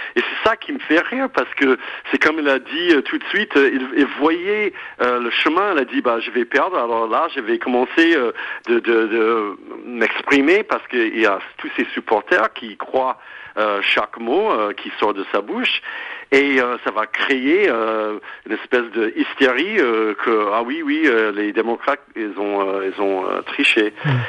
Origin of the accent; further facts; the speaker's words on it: United States; French is a second language; now in France; en tant qu'Américain, même si je suis en France depuis si longtemps